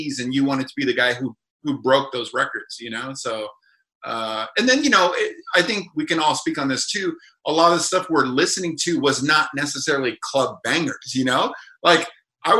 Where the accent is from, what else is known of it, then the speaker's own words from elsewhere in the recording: United Kingdom; moved away; I'm British